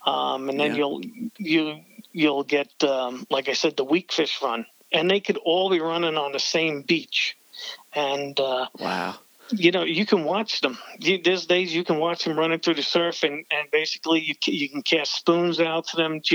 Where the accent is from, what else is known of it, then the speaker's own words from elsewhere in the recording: New York City, New York, United States; also born or lived in Long Island, New York; now in Tampa, United States; I originally come from New York. Yes, like I'm from the Bronx, and I moved to the island